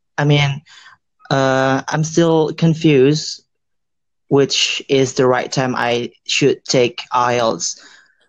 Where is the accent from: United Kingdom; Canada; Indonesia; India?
Indonesia; English is a second language; I am from Indonesia.